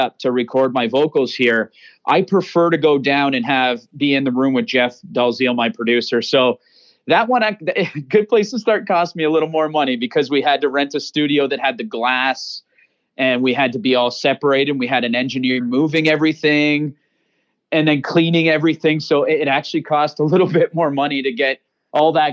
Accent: Chatham, Ontario, Canada; I'm from Chatham

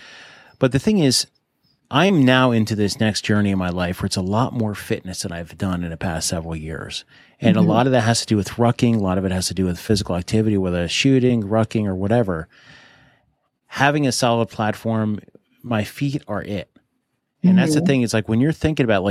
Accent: New Jersey, United States; my home state of New Jersey

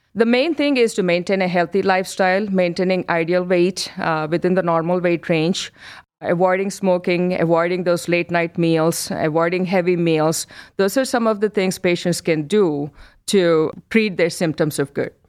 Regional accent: India; moved away as an adult; also born or lived in New York, United States; now in Cleveland, United States; I'm born and brought up in India

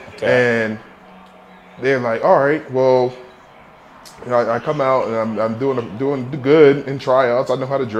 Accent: Philadelphia, Pennsylvania, United States; moved away as an adult; also born or lived in Downingtown, Pennsylvania / Amherst, Massachusetts; now in Denver, United States; Originally from Mount Airy, Pennsylvania.

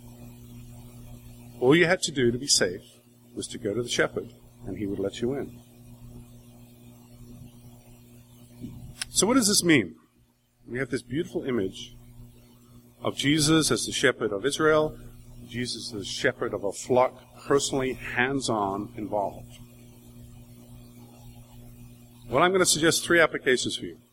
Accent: Wales, United Kingdom; I grew up in Wales, that's where my family comes from.

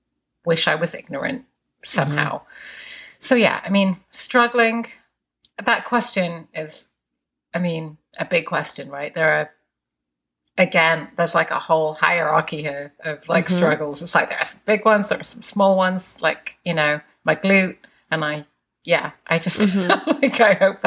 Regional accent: England, United Kingdom; moved away; I grew up in England

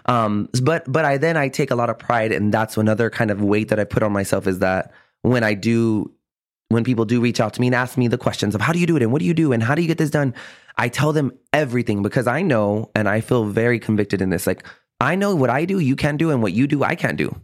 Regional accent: San Antonio, Texas, United States; also born or lived in Austin, Texas; I was born and raised on the South Side here in San Antonio

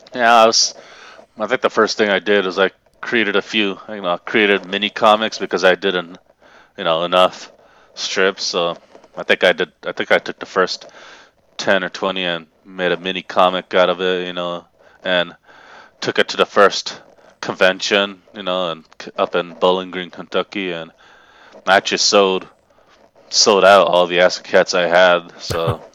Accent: Japan; moved away as an adult; now in Tennessee, United States; I was raised in Japan, and I basically lived there until I was eighteen, then moved to Tennessee full-time

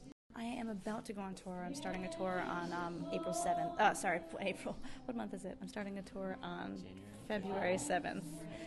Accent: New York, United States; I'm from New York

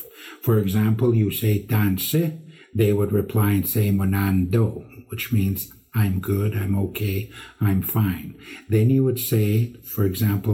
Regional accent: Imperial Mills, Alberta, Canada; also born or lived in Lac La Biche; was raised in community of Imperial Mills, probably 20 miles northeast of Lac La Biche.

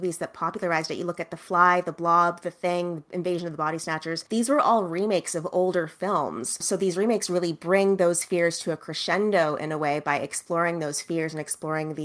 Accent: Canada; I'm Canadian

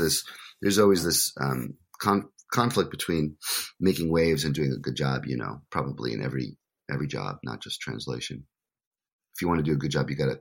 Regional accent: United States; as an American

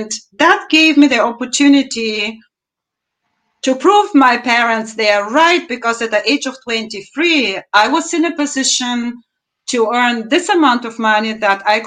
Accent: Bulgaria; now in Cologne, Germany; I'm originally from Bulgaria, moved to Germany 35 years ago, and this is now my home.

